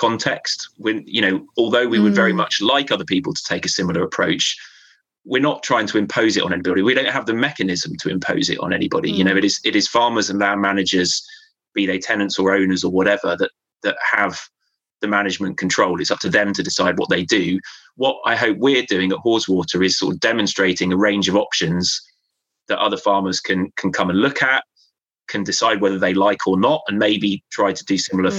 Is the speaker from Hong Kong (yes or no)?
no; Devon, South West England, United Kingdom; moved away as an adult; now in Cumbria, United Kingdom; I grew up in Devon. I moved up here a couple of years before I took